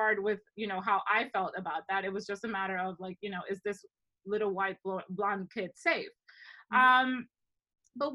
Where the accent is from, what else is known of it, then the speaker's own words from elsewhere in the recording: Dominican Republic; moved away as an adult; also born or lived in Ohio, United States; now in United States; growing up in the Dominican Republic for, you know, a better part of my life